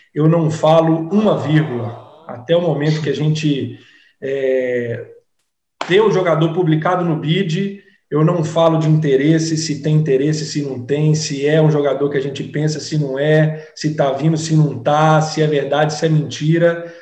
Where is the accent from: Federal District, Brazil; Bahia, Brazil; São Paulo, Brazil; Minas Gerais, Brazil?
Minas Gerais, Brazil; now in Salvador, Brazil; como bom mineiro que sou